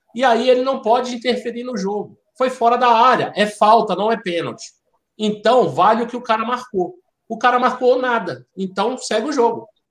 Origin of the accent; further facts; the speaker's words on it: Brasília, Federal District, Brazil; Eu sou de Brasília